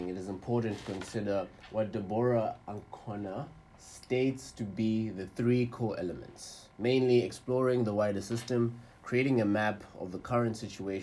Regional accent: Malawi; I'm from Malawi

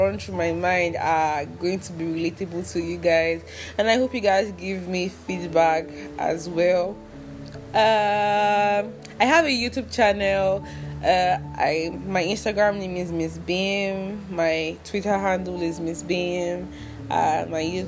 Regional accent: Anambra, Nigeria; I'm from Anambra State.

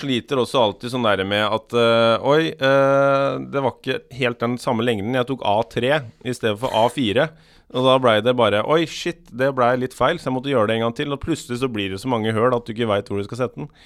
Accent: Skiptvet, Østfold, Norway; moved away; jeg er jo fra Skiptvet, egentlig, som er rett ved Askim og Indre Østfold

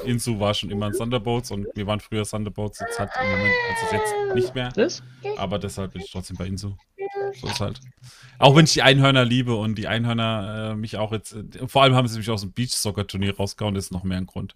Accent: Karlsruhe, Baden-Württemberg, Germany; ich bin aus Karlsruhe

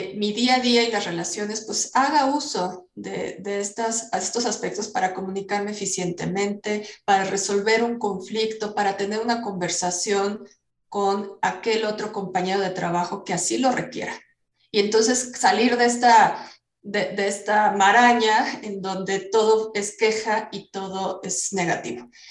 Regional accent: Mexico; como buenos mexicanos

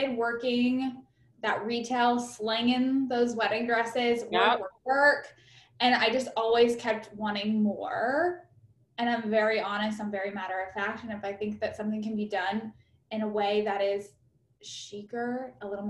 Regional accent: Huntsville, Alabama, United States; accent: twang; moved away; I grew up in Huntsville.

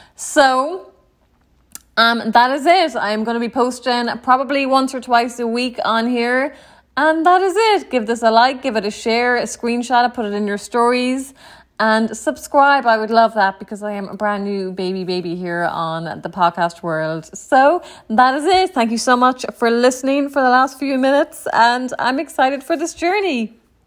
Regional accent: Ennis, County Clare, Ireland; moved away as an adult; also born or lived in New York City, United States; now in Tampa, United States; I was born and raised in Ireland. Um, in a small town, Ennis County, Clare.

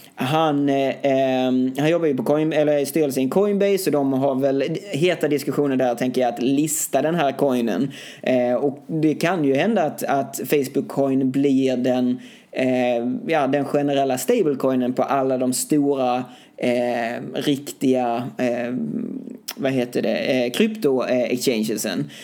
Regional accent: Sweden; hemma i Sverige

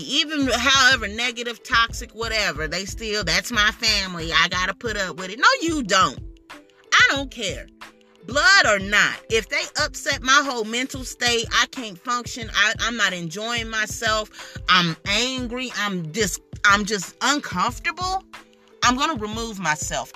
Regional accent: United States; As an American

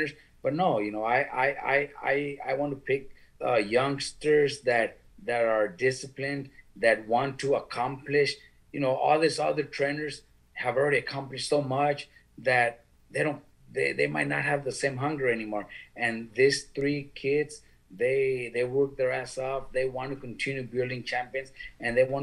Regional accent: California, United States; us that are from California

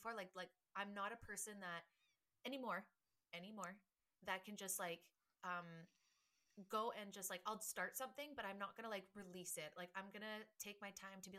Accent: Canada; we're Canadian

